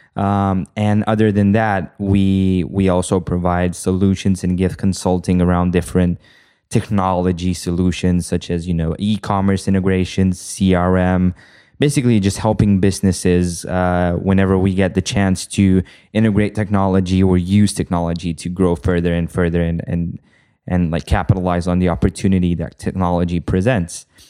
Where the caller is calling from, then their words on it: Bucharest, Romania; I am calling from Bucharest, Romania